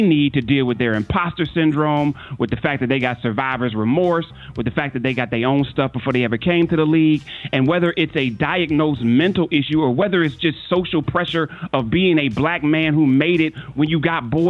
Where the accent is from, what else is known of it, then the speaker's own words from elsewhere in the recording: Cleveland, Ohio, United States; I'm from Cleveland.